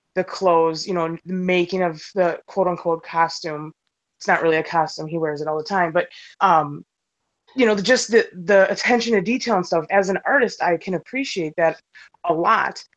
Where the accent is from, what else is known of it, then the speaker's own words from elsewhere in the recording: Milwaukee, Wisconsin, United States; from Milwaukee, Wisconsin.